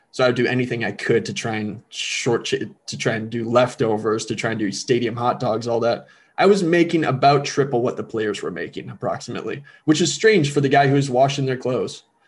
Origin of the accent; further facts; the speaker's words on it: Elk River, Minnesota, United States; Growing up in Elk River, I fell in love with the game